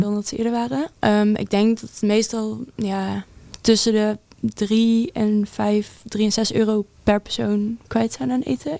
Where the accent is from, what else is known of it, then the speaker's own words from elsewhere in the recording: Netherlands; moved away as an adult; now in Enschede, Netherlands; Ik, eh, kom ongeveer met mijn ouders zo'n een uurtje van Enschede vandaan ongeveer